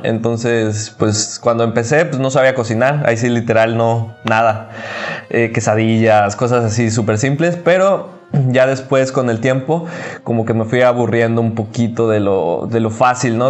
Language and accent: Spanish; Cancún, Quintana Roo, Mexico; Eh, soy de Cancún